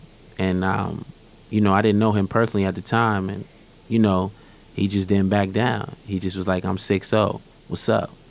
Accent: New York City, New York, United States; I'm not from Vandeveer, but I'm from Flatbush.

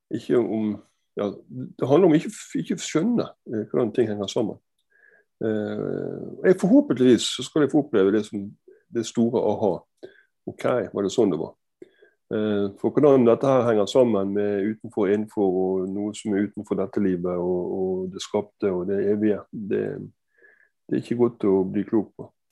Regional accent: Bergen, Vestland, Norway; Jeg er, jeg er bergenser, som du hører. Jeg er fra Fyllingsdalen og Danmarksplass i barndommen.

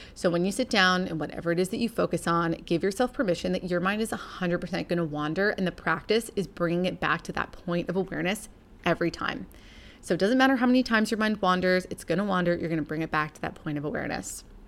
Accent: Canada; originally, we're from Canada, so we're a long way from home.

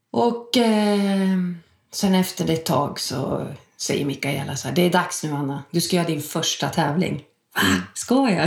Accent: Sundsvall, Västernorrland County, Sweden; moved away as an adult; now in Stockholm, Sweden; Jag kommer från Sundsvall, flyttade till Stockholm 94.

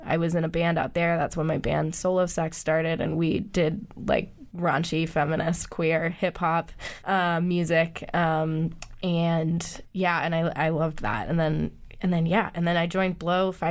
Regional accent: Acton, Massachusetts, United States; also born or lived in Amherst, Massachusetts; I grew up in Acton

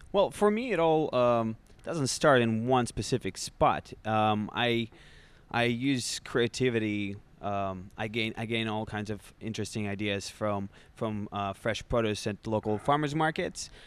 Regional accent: Russia; moved away as an adult; now in United States; I was born and raised in Russia

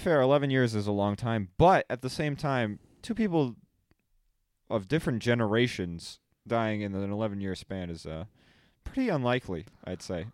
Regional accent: Fall River, Massachusetts, United States; moved away as an adult; now in Rhode Island, United States

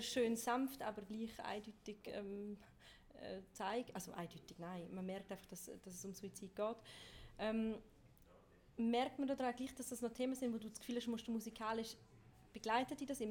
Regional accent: Chur, Graubünden, Switzerland; ich bin ja selber quasi in Chur aufgewachsen

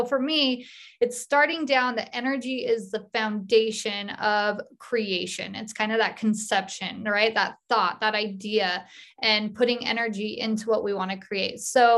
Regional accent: Utah, United States; And I am actually from Cache Valley. So live out in the country. I have a hobby farm.

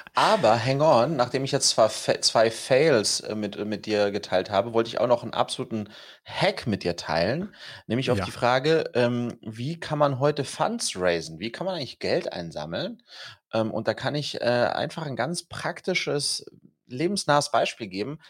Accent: Wiesbaden, Hesse, Germany; wir kommen ja beide aus Wiesbaden und wir sind beide aus Gutenberg-Gymnasium gegangen

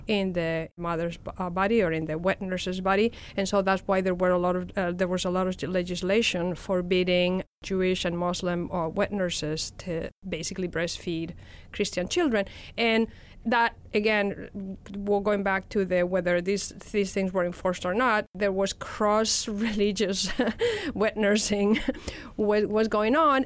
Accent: Madrid, Community of Madrid, Spain; accent: Spanish; English is a second language; my accent gave me out as a Spanish citizen

